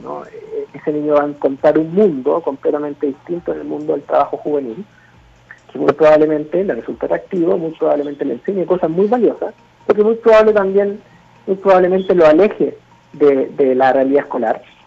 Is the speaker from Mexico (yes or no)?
yes; Mexico